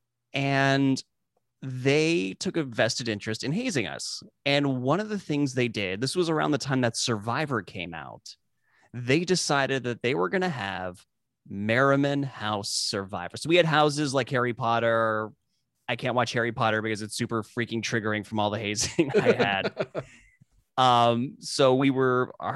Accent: South Africa; moved away; I grew up in South Africa

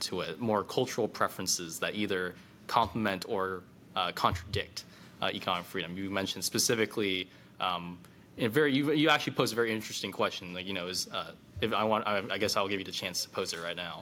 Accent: California, United States; I'm from the People's Republic of California

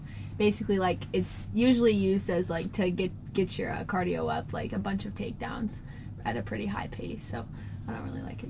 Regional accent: Iowa, United States; growing up in Iowa

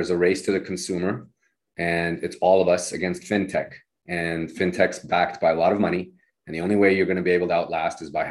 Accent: Nevada, United States; also born or lived in Reno; now in San Francisco, United States; I'm from Nevada originally

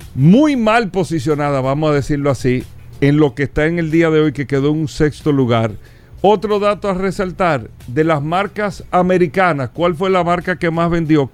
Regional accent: Dominican Republic; nosotros los dominicanos

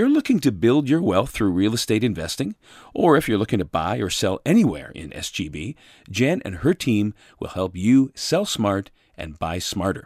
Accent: Ancaster, Ontario, Canada; now in South Georgian Bay, Canada; growing up in the Hamilton area, the town of Ancaster to be specific.

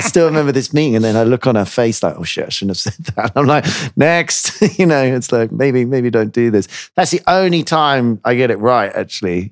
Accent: United Kingdom

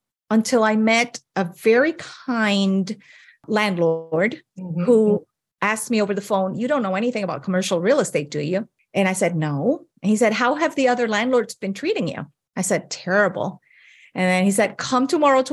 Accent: Puerto Rico; moved away as an adult; now in Hawaii, United States; I was born and raised in Puerto Rico

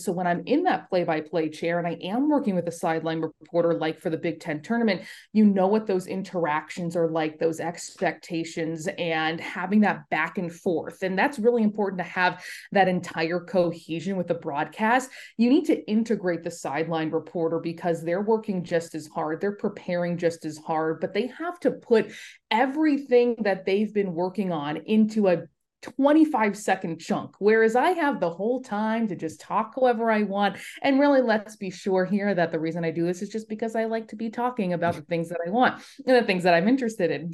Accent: Los Angeles, California, United States; moved away as an adult; also born or lived in Buffalo, New York; I grew up in Los Angeles, spent the first eighteen years of my life there.

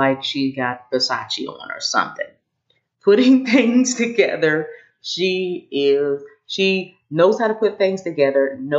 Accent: Kokomo, Indiana, United States; the first Black woman on the school board in our town growing up in Kokomo

